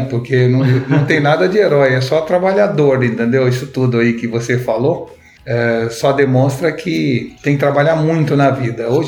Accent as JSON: {"language": "Portuguese", "region": "São Paulo", "country": "Brazil", "also_born_or_lived": "Recife", "said": "meu pai, que é paulista, eu sou paulista também, mudou-se para Recife quando eu era jovem e aos 18 anos eu resolvi voltar para São Paulo para fazer faculdade aqui em São Paulo."}